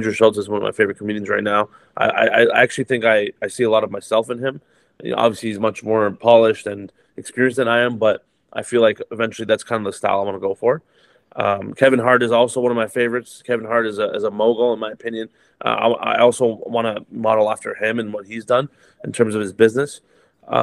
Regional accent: Toronto, Ontario, Canada; I grew up in Toronto, Canada, which is one of the most diverse cities in the world

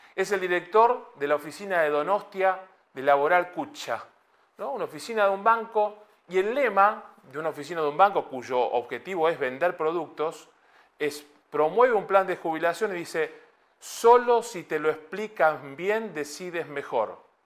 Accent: Buenos Aires, Argentina; moved away as an adult; now in Madrid, Spain; Yo me identifico como porteño de Buenos Aires y madrileño de ley.

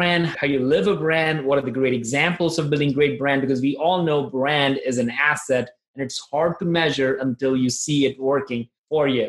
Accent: Nagpur, Maharashtra, India; moved away; I'm originally from India and I came from a place called Nagpur

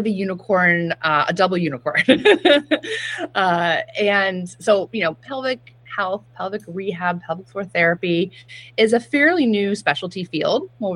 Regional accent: Chatham, New York, United States; moved away as an adult; also born or lived in Boston; Chatham, New York is my hometown

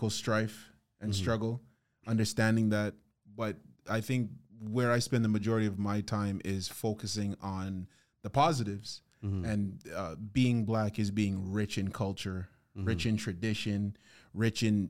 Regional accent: Toronto, Ontario, Canada; Born and raised in Toronto

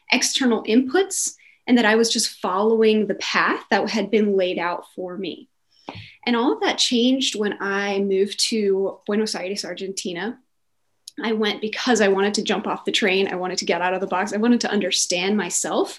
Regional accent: North Carolina, United States; moved away as an adult; also born or lived in St. Louis, Missouri; now in Zurich, Switzerland; I grew up in North Carolina

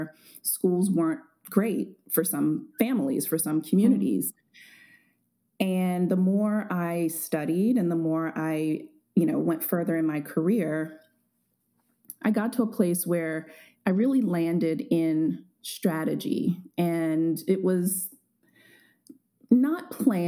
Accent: Baltimore, Maryland, United States; growing up in Baltimore

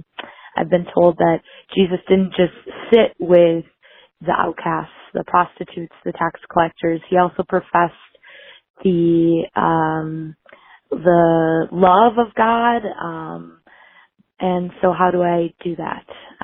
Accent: Wisconsin, United States; accent: Wisconsin; Maybe my Wisconsin accent will come through.

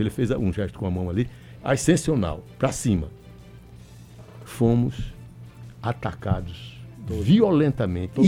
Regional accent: Northeast Region, Brazil; nós todos que somos nordestinos

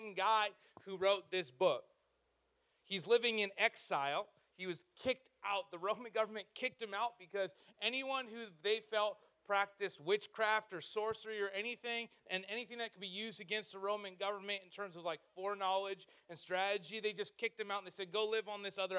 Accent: Canada; in our culture as Canadians, like we're the nice people of the world

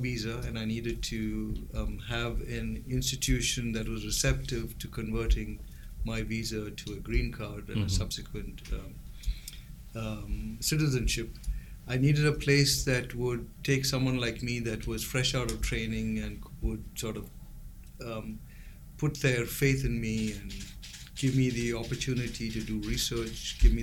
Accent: India; moved away as an adult; also born or lived in Chicago, United States / England; now in Iowa City, United States; So I was born in India. I came here when I was 2 years old, went back when I was 4 years old, and then grew up, did my entire growing up in India.

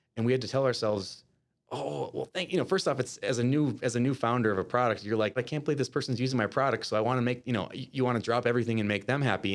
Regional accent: Winona, Minnesota, United States; now in Minneapolis, United States; I'm originally from, um, uh, Winona, Minnesota, which is a rural town about two hours south of the Twin Cities metro area.

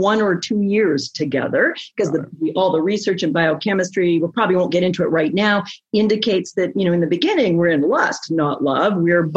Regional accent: Canada; I'm Canadian

